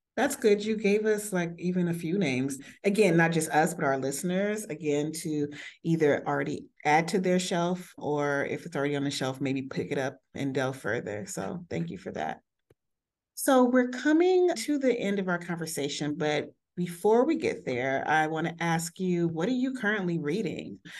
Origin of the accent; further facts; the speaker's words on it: United States; me being from the States